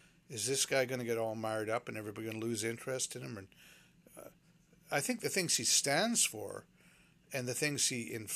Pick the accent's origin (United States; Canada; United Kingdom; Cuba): Canada; also born or lived in Vancouver, Canada; I'm a Canadian